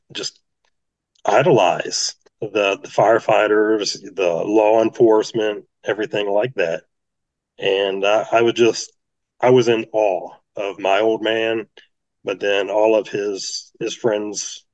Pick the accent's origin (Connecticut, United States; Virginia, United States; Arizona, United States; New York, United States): Virginia, United States; Virginia Beach; I was born and raised right here in the Virginia Beach area